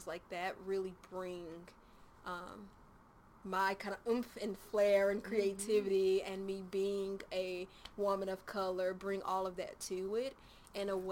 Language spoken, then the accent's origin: English; Nashville, Tennessee, United States; also born or lived in Murfreesboro / Smyrna; I was born and raised in Nashville. I was born at Baptist Hospital.